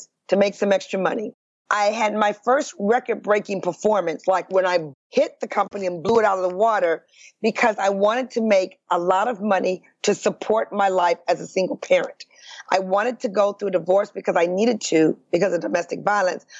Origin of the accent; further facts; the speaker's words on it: Detroit, Michigan, United States; I'm from Detroit, Michigan, born and raised in the Midwest